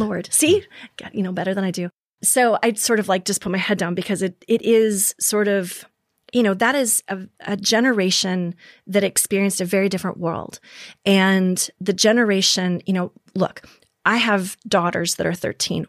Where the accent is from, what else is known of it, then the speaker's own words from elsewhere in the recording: Minnesota, United States; moved away; also born or lived in South Dakota; Minnesota, for example, was my home state.